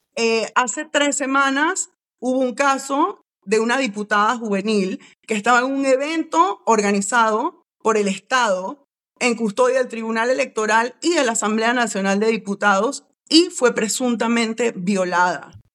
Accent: Panama; como panameños

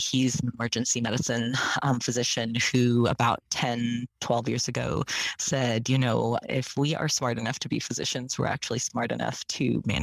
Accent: Malaysia; moved away; also born or lived in San Francisco; I was born in Malaysia.

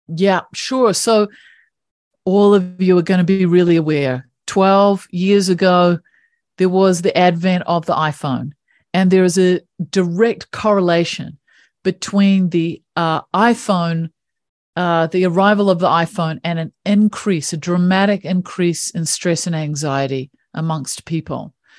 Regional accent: New Zealand; I grew up in New Zealand

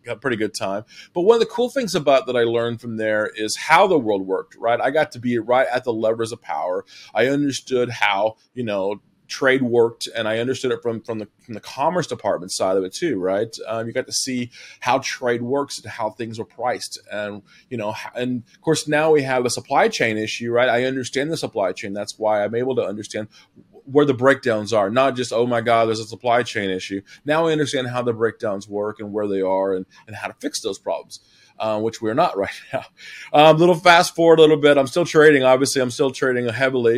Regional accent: Southern Illinois, United States; I'm from Southern Illinois. So corn and soybeans were prevalent everywhere, right? Pork bellies being pigs and cows everywhere, as far as the eye could see where I'm from

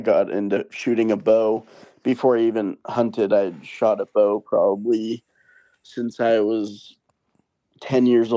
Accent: Brookline, New Hampshire, United States; I grew up in a small town called Brookline, New Hampshire.

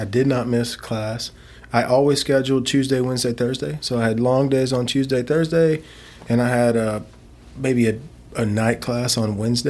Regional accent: West Texas, United States; moved away as an adult; also born or lived in Scottsdale, Arizona; No, man, I'm from West Texas originally. I'm back there now. I've had several stops along the way. When I got into sales, professional sales, I moved out to Scottsdale, Arizona.

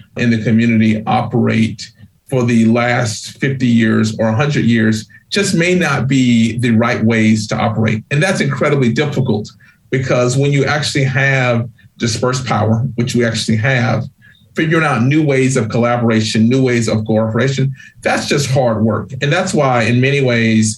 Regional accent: Georgia, United States; now in New England, United States; I grew up poor in Georgia.

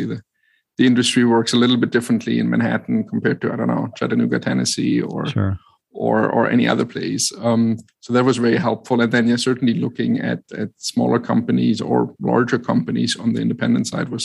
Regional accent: Germany; English is a second language; moved away as an adult; also born or lived in New York; I grew up in Germany and lived there for 30 years and then met my wife who lived in New York. So I relocated to be with her

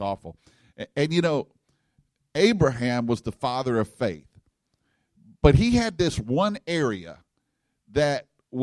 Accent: Louisiana, United States; I'm from Louisiana, and we have bayou down there

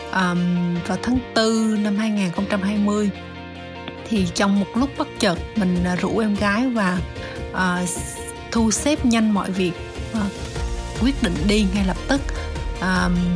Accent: Vietnam; chỉ có hai chị em mình là người Việt thôi

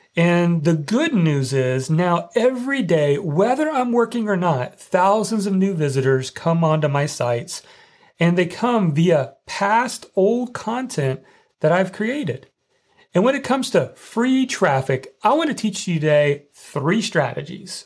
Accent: Indiana, United States; growing up in Indiana

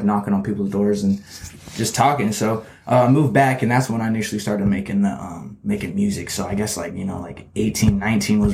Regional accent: Shelton, Washington, United States; moved away as an adult; also born or lived in Olympia, Washington / Las Vegas, Nevada / Arizona; I lived in Shelton for like majority of my life. And that's kind of where I grew up. I went to Shelton High School

